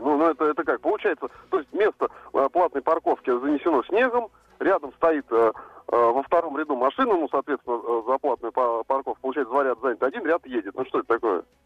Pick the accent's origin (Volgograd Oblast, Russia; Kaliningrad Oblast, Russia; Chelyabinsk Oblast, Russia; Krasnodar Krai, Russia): Kaliningrad Oblast, Russia; Kaliningrad; из Калининграда.